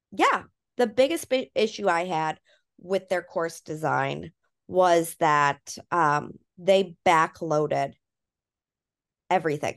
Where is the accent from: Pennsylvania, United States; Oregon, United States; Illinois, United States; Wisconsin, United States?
Wisconsin, United States; I'm from Wisconsin